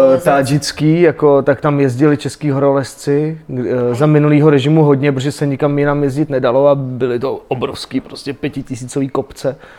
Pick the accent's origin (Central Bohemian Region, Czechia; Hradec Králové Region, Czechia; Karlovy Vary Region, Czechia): Karlovy Vary Region, Czechia; Aš; i když teda jsem z Aše a, a tu Němčinu, e, musel jsem se koukat na ty dětské programy v Němčině